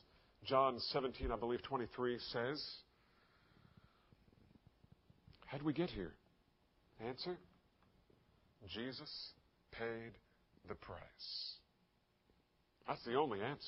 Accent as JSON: {"language": "English", "town": "Bordentown", "region": "New Jersey", "country": "United States", "tie": "born or raised there", "said": "as a child living in Bordentown, New Jersey. Yeah, I grew up there"}